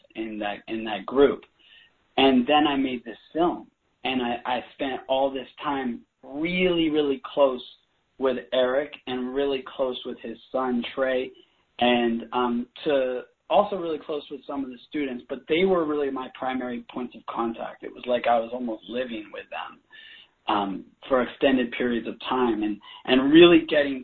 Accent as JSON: {"language": "English", "area": "Bay Area", "region": "California", "country": "United States", "tie": "born or raised there", "said": "I grew up in the Bay Area"}